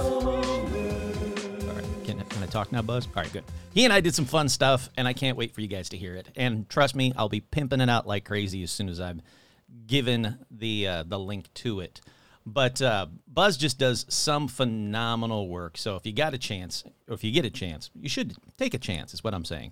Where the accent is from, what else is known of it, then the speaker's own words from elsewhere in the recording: Michigan, United States; now in Colorado, United States; my home state of Michigan